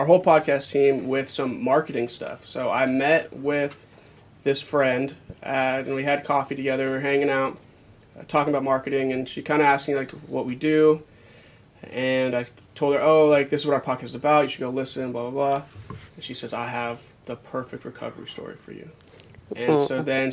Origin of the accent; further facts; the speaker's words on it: eastern Montana, United States; moved away as an adult; now in Alaska, United States; I'm from Montana